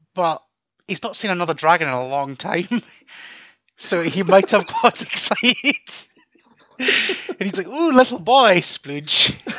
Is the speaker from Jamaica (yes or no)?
no; Scotland, United Kingdom; we Scottish talk Scottish, and we've got about 30 different dialects up here.